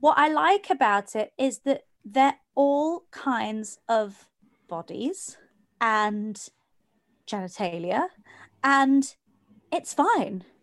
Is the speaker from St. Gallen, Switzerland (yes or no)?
no; Geneva, Switzerland; I grew up in Geneva, which is also very much the same, big melting pot